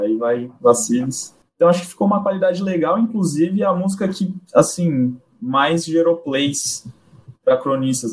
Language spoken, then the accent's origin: Portuguese; Santos, São Paulo, Brazil; also born or lived in Japan; Estou em Santos desde então, nunca nunca nunca morei em outro lugar, desde que eu me entendo por gente